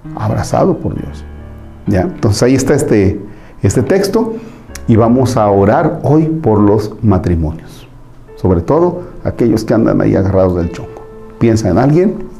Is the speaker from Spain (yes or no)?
no; Tomatlán, Mexico; moved away; mi pueblo, la hizo allá en, la, en mi casa, en Tomatlán